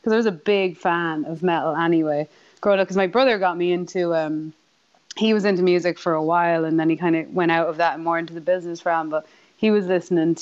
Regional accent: Ireland; born or raised there; accent: Irish; now in California, United States

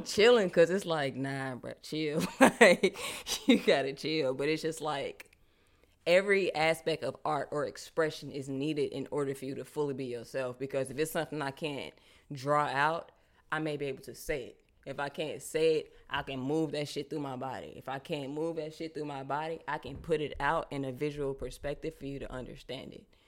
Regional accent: Charlotte, North Carolina, United States; also born or lived in Brooklyn, New York; I was born in Brooklyn, but I grew up in Charlotte.

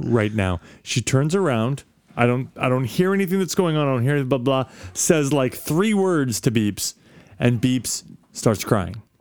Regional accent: Midwest, United States; moved away; I'm from the Midwest

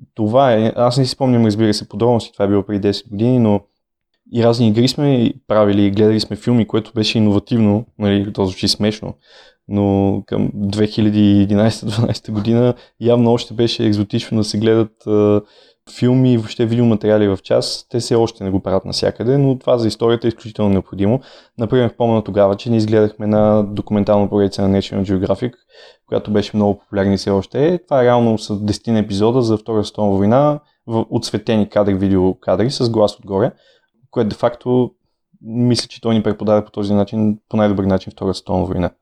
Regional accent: Sofia, Sofia City, Bulgaria; аз съм роден в София, моите родители също

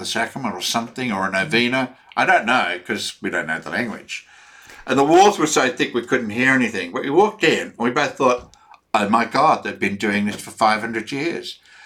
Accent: Australia; for me as an Australian

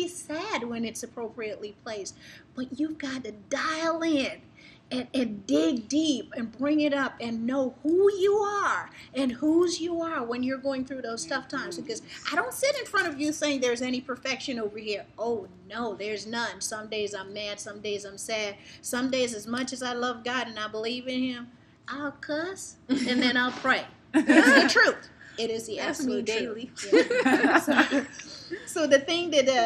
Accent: New York City, New York, United States; also born or lived in Guyana; I grew up in Brooklyn.

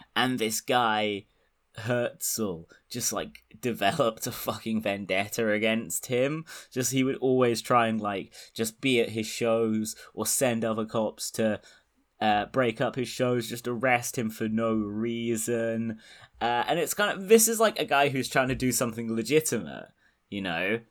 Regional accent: United Kingdom; I'm British

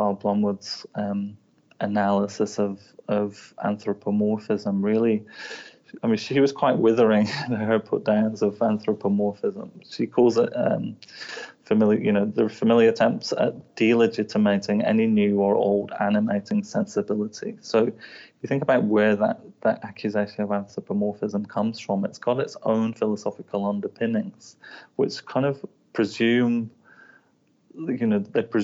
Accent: England, United Kingdom; now in Wellington, New Zealand; I'm from England

